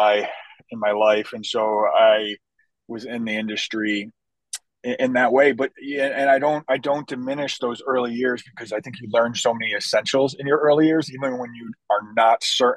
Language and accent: English; Chicago, Illinois, United States; my hometown of Chicago